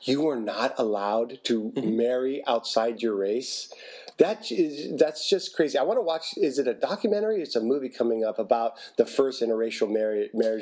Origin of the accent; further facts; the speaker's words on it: Hawaii, United States; I grew up in Hawaii